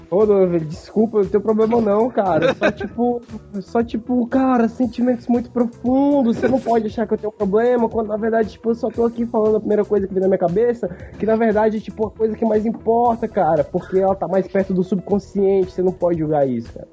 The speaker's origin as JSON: {"language": "Portuguese", "region": "Northeast Region", "country": "Brazil", "accent": "nordestino", "said": "sempre tive que lidar com a galera de São Paulo imitando o meu sotaque. Tipo assim, ah, vai, nordestino"}